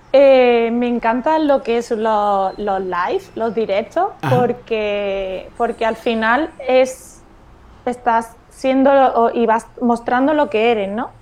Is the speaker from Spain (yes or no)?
yes; Córdoba, Andalusia, Spain; moved away as an adult; now in Algeciras, Spain; yo soy de Córdoba